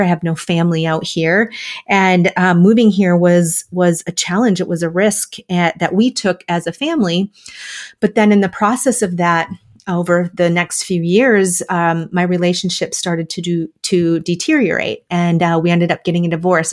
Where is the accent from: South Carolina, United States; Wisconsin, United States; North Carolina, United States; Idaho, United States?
Wisconsin, United States; moved away; also born or lived in Minnesota; I'm a Midwest girl, so I grew up in Wisconsin and went to college in Minnesota